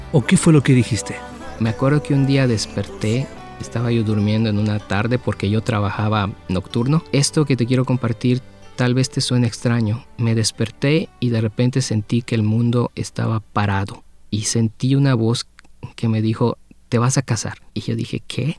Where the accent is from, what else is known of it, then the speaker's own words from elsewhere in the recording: Mexico; yo vengo de México